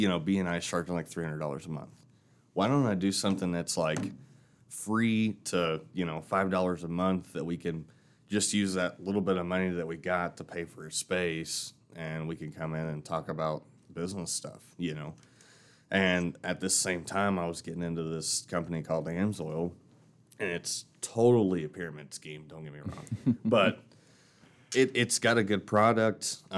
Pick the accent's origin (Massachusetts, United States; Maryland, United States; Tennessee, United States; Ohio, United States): Tennessee, United States; Knoxville; Well, so I'm from Knoxville, Tennessee. So, and my dad had his own mechanic shop down there.